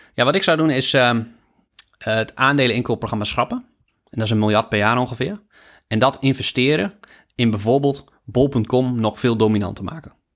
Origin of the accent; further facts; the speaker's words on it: Netherlands; als Nederlander